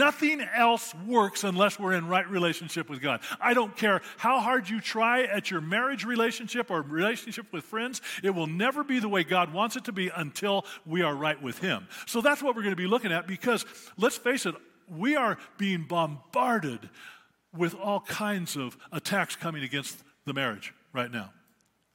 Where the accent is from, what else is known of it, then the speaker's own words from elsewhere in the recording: Prescott, Arizona, United States; moved away as an adult; also born or lived in Africa / Pagosa Springs, Colorado; I was always growing up in Prescott